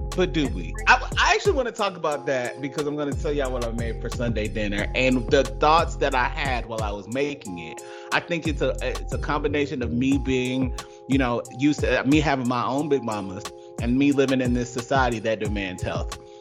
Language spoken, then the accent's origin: English; Georgia, United States; I'm not like a transplant that moved to Georgia and left to talked about it. I'm from there, and rooted there